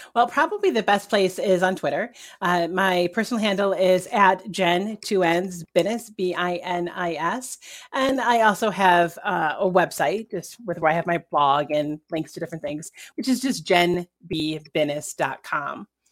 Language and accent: English; New York, United States; as a New Yorker